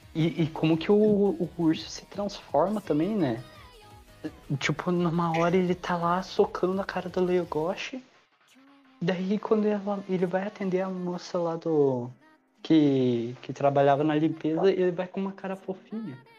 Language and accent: Portuguese; South Region, Brazil; Eu sou sulista